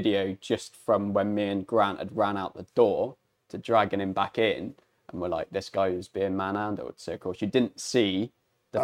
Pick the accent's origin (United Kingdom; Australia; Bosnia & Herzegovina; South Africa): United Kingdom; Glastonbury, South West England; Especially in Glastonbury, like I fucking love my hometown